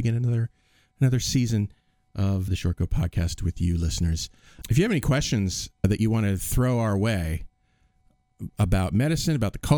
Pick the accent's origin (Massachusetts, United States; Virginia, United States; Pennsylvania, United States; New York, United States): Massachusetts, United States; Cape Cod; I grew up on Cape Cod